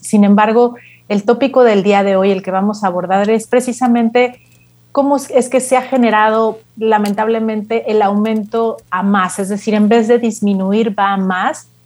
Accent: Mexico; nosotros como país mexicanos

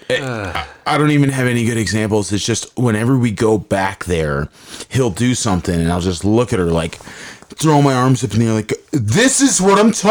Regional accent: near Sharon, Pennsylvania, United States; moved away; right near my hometown, man.

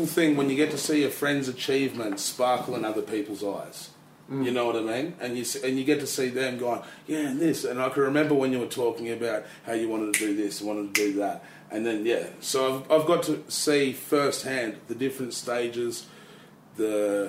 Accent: Tasmania, Australia; moved away; also born or lived in United States; I was born in the States, but grew up in Tassie, and I've been back and forth.

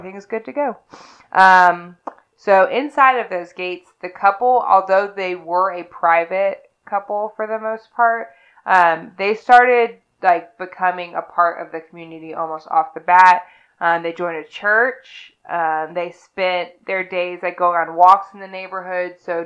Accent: Lexington, Kentucky, United States; I am from Lexington

